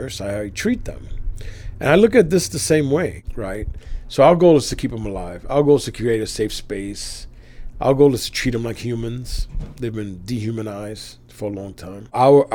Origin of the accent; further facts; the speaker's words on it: New York City, New York, United States; I grew up on the Lower East Side where drug use was rampant for a long time.